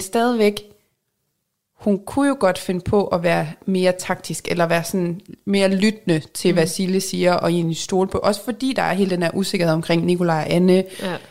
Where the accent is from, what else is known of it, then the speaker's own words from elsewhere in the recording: Jutland, Denmark; accent: Jutlandic; jeg er jyde